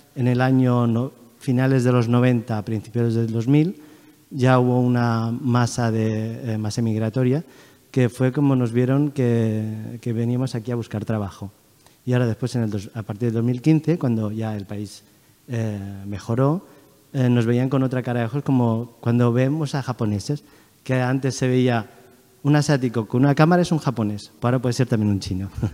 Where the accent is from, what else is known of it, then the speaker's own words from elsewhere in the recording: Madrid, Community of Madrid, Spain; also born or lived in China / Asturias / Huelva / Seville; now in Barcelona, Spain; he estado viviendo mi infancia en Madrid